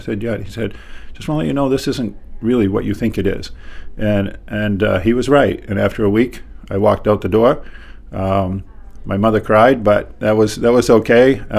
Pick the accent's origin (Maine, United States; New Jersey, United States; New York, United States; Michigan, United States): Maine, United States; Gardiner; I grew up in Gardner, Maine. My dad's family has been in this country since the Mayflower, and the first Hathaway came right after the Revolutionary War